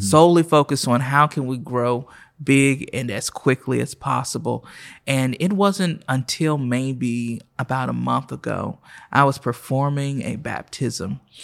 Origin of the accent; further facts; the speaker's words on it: Oklahoma City, Oklahoma, United States; moved away as an adult; also born or lived in Miami, Florida / Nashville, Tennessee; I was born and raised right here in Oklahoma City